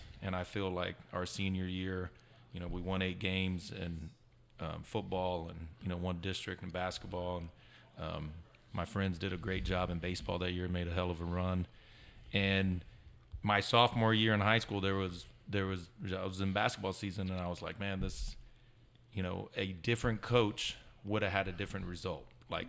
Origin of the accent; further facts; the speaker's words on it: Devine, Texas, United States; I, was born and raised in Divine.